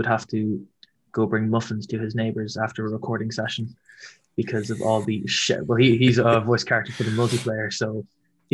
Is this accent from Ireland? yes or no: yes; Ireland; We're from Ireland